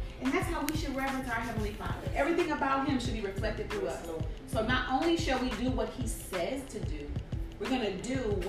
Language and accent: English; Detroit, Michigan, United States; also born or lived in Chicago; now in Dallas, United States; I was born in Chicago. Moved to Detroit when I was about, I'll say 10 years old. So grew up most of my, you know, child and adult life in Detroit, Michigan.